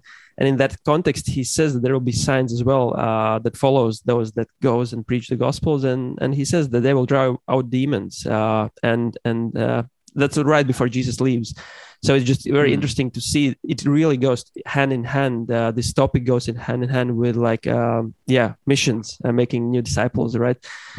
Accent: the Bible Belt, United States; I come from the Bible Belt, evangelical circles.

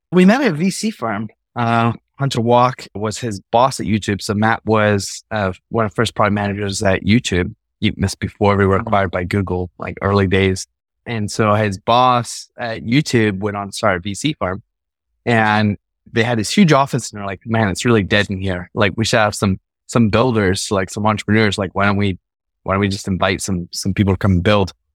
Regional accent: Scotland, United Kingdom; I was born in Scotland, grew up there

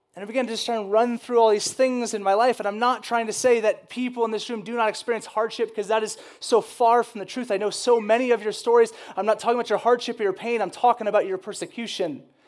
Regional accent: the South, United States; I grew up in the South

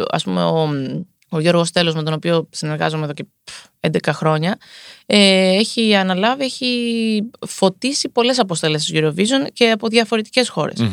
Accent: Greece; Είμαι Ελληνίδα.

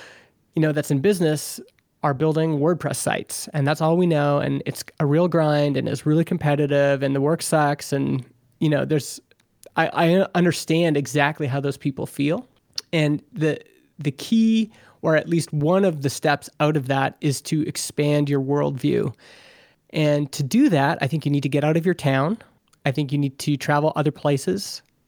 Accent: Vernon, British Columbia, Canada; You know, we here in my hometown of Vernon, BC, people who live here, it's not a very big town.

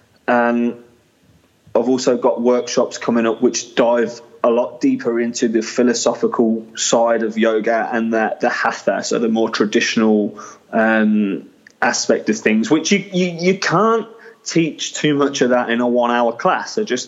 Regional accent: England, United Kingdom; I am a lad, I'm from England

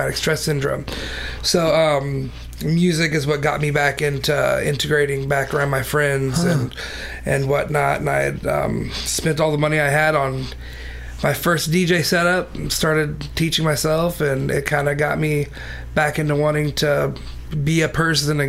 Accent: Columbia, Missouri, United States; I'm from here, born and raised in Columbia

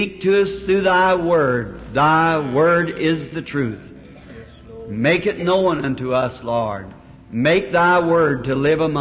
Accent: the South, United States; I'm a Southerner

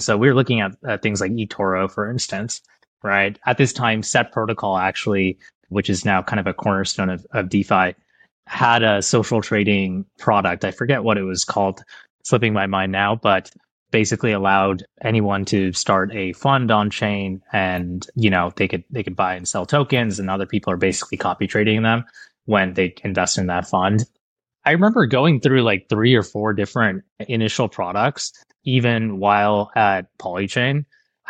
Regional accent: India; now in United States; I'm an immigrant from India

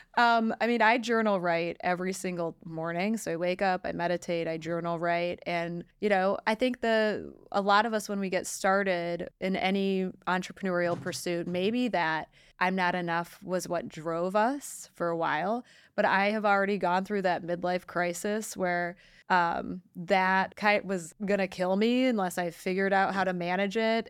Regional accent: Detroit, Michigan, United States; I am from Detroit

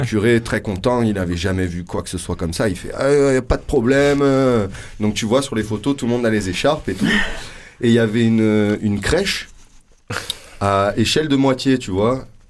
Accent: Loudun, Nouvelle-Aquitaine, France; also born or lived in Marseille / Corsica; je suis né à Loudun, dans le 86, dans la Vienne, dans le Poitou

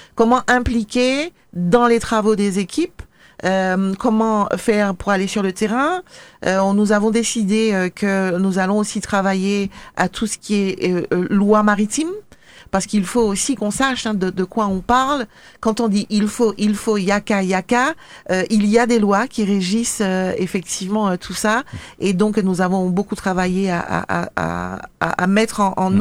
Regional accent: Le Marin, Martinique; j'ai été élevée, enfin je suis de la Agnès au Marin

